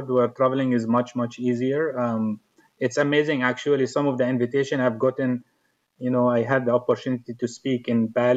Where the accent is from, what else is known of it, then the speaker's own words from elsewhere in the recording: Jordan; moved away as an adult; now in United States; I'm originally from Jordan. I came to the U.S. in 2004.